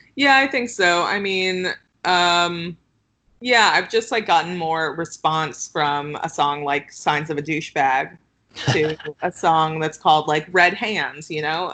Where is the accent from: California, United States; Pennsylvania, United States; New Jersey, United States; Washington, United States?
California, United States; Los Angeles; now in Brooklyn, United States; Los Angeles, which is my hometown.